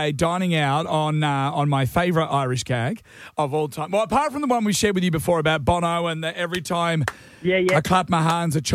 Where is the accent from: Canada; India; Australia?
Australia; Because if there's one thing we like to do in Australia, uh, we like to celebrate.